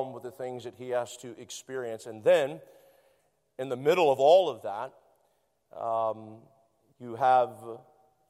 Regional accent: Tampa, Florida, United States; I'm from Tampa, Florida

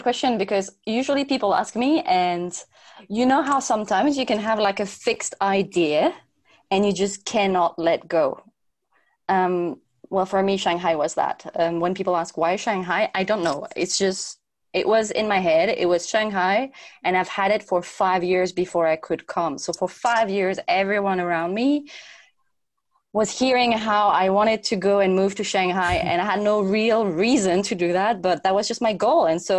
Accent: French Polynesia; also born or lived in Germany / United Kingdom / Spain; I grew up in Tahiti, which is in the middle of nowhere in the Pacific Ocean, and there people speak Tahitian and French

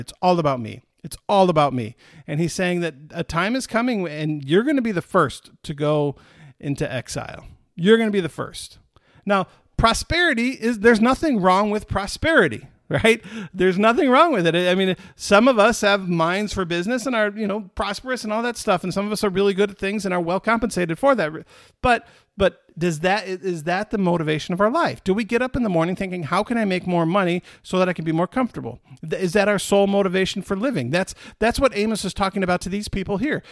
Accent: Michigan, United States; moved away; my home state.

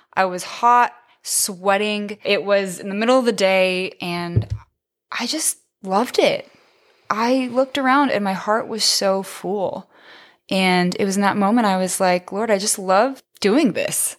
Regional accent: San Diego, California, United States; I grew up in San Diego, right down the street from San Diego State.

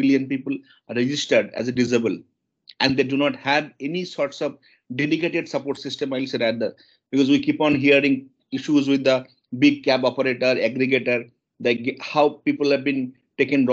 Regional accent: eastern India, near Kolkata, West Bengal, India; I born and brought up in India, in eastern part of India, city called Kolkata. It's not Kolkata, it's a bit away from Kolkata

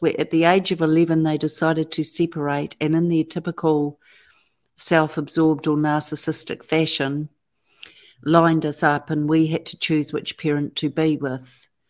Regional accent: Auckland, New Zealand; I was born and raised in Auckland, New Zealand, and have lived there ever since.

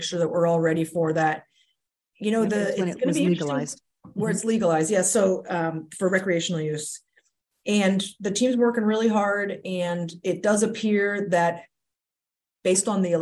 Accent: Pennsylvania, United States; moved away as an adult; now in Rhode Island, United States; I grew up in Pennsylvania.

